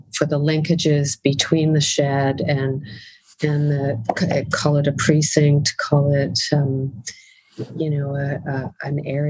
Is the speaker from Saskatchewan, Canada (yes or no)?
no; Winnipeg, Manitoba, Canada